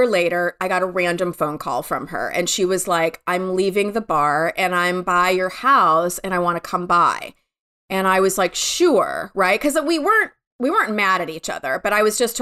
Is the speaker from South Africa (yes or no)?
no; Michigan, United States; moved away; I grew up in Michigan, in a suburb of Michigan in the 70s and 80s